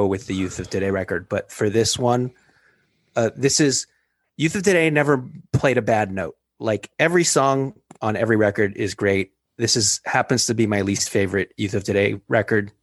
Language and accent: English; West Coast, United States; I'm from the West Coast